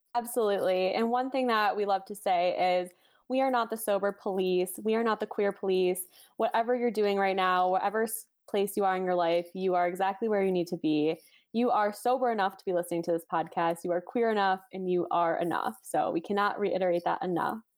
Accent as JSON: {"language": "English", "area": "Chicago suburbs", "region": "Illinois", "country": "United States", "tie": "born or raised there", "said": "I was born and raised in the Chicago suburbs"}